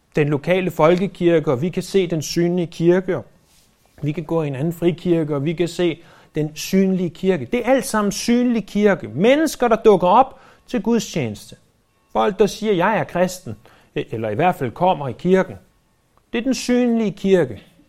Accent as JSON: {"language": "Danish", "country": "Denmark", "said": "vi er født i Danmark"}